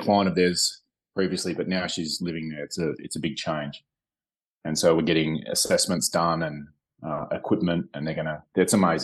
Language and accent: English; Melbourne, Victoria, Australia; moved away; Melbourne, on the southeast in the state of Victoria, which is my hometown